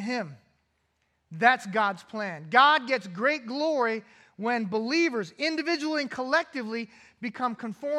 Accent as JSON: {"language": "English", "region": "California", "country": "United States", "tie": "born or raised there", "said": "Growing up in California"}